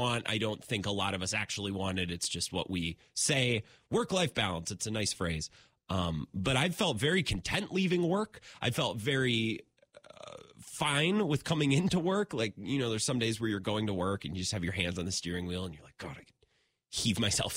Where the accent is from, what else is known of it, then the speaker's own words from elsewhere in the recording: Menomonie, Wisconsin, United States; he hails from my hometown or my home region